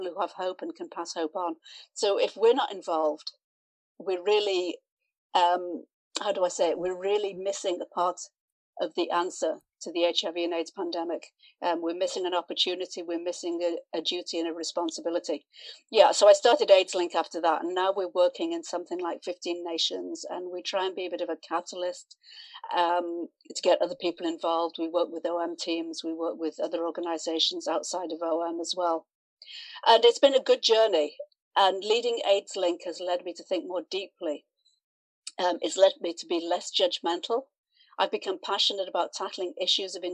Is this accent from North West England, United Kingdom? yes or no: yes; Manchester, North West England, United Kingdom; moved away; I was working as a fashion designer in Manchester in England, which is my hometown